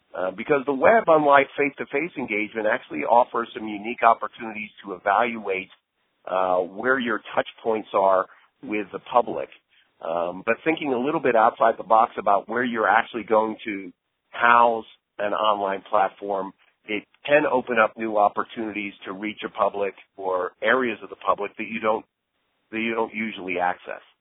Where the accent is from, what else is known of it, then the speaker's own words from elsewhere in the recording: Santa Monica, California, United States; in my hometown of Santa Monica